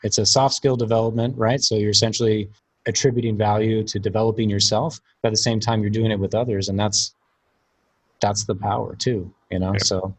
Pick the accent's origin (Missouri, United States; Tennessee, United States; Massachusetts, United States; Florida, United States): Florida, United States; Cape Canaveral; born there; So, but yeah, I was born in a unique place. I always have a joke because I was born in Cape Canaveral because my father was working with NASA at the time.